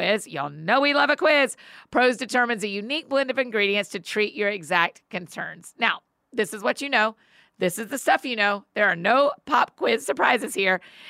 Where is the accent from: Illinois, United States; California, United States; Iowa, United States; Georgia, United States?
Georgia, United States; moved away; I grew up in Georgia